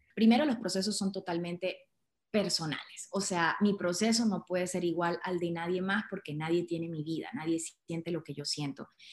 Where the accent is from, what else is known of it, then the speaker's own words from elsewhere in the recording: Andes of Venezuela, Trujillo, Venezuela; moved away as an adult; also born or lived in Caracas, Venezuela / Louisiana, United States / Russia / Indonesia; now in India; Soy venezolana, nacida en Caracas, pero de corazón gocho, trujillana, y porque me crié en los Andes de Venezuela.